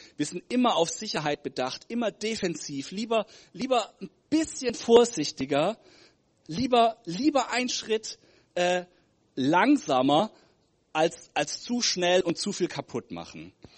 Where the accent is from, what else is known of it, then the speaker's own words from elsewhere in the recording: Germany; ich komme aus Deutschland.